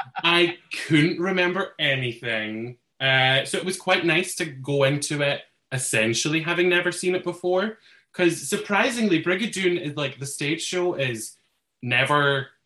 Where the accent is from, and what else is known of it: Dunfermline, Scotland, United Kingdom; born or raised there